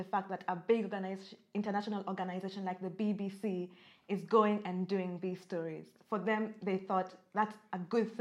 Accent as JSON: {"language": "English", "country": "Kenya", "tie": "born or raised there", "moved": "yes", "said": "I grew up in Kenya"}